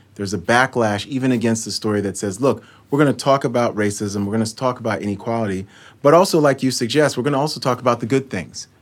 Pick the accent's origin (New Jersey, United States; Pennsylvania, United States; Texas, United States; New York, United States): New York, United States; New York City; I grew up in New York City.